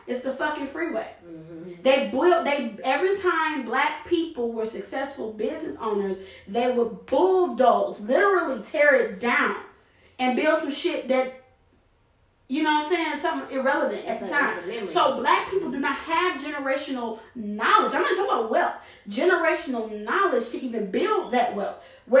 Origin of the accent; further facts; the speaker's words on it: United States; My heritage is African, absolutely. Yeah. But I am American. I'm a Black American.